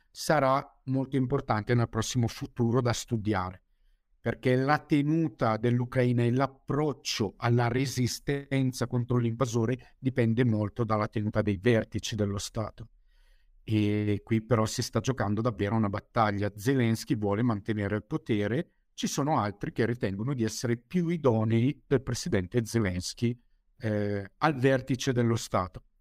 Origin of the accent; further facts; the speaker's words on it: Bergamo, Lombardy, Italy; Sì, sono di Bergamo.